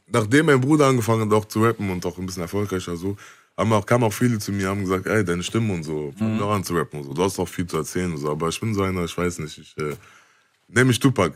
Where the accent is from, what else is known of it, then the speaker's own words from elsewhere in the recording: Bonn, North Rhine-Westphalia, Germany; wir sind auch aufgewachsen in der Gegend, wo, wo viel auch. Ähm, viel auch gegen uns war